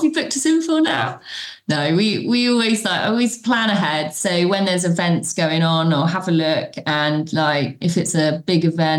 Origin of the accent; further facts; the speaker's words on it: Bournemouth, South West England, United Kingdom; So we're from Bournemouth in the UK. I am 43.